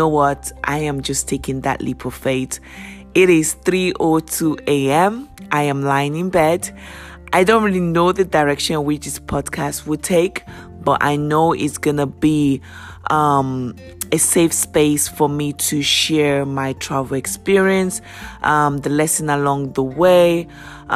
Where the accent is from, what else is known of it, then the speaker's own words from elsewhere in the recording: Nigeria; now in United Kingdom; I am Nigerian born. I live in the UK.